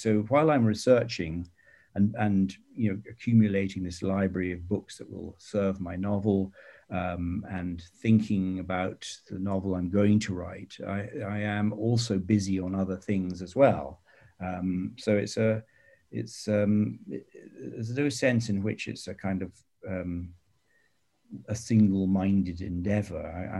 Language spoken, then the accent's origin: English; United Kingdom; And I'm sort of obsessed by the First World War, as many British people are.